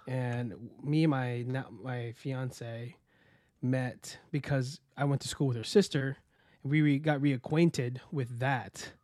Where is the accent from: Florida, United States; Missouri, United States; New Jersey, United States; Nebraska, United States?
Florida, United States; also born or lived in Queens, New York; I was born in Queens, New York, and raised in Florida